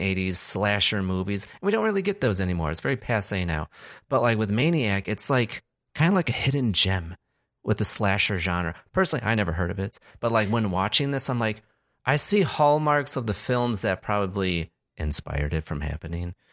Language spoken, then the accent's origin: English; Chicago, Illinois, United States; I hail from Chicago. I'm in Chicago right now.